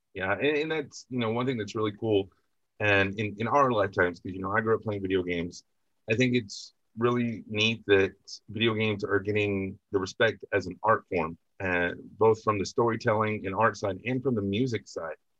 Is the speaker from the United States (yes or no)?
yes; West Texas, United States; I'm from West Texas